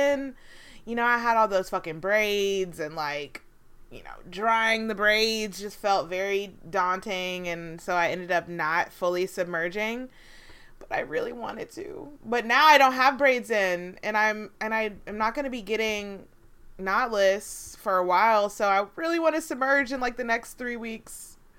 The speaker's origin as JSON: {"language": "English", "country": "United Kingdom", "said": "And also, I'm British, so, you know, I've completely become transnational, and I'm now from another country."}